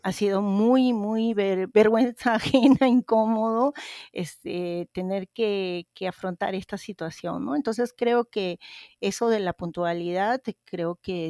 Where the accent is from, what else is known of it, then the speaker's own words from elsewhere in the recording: Peru; now in Kobe, Japan; como peruana estoy pendiente de lo que pasa en mi país, porque ahí tengo mi familia